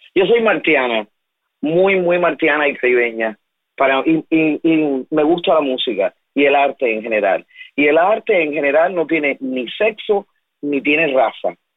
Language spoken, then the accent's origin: Spanish; Cuba; mi país